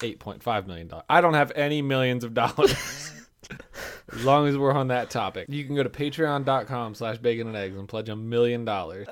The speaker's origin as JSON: {"language": "English", "country": "United States", "accent": "American English", "said": "know from my accent, without asking, that I am an American"}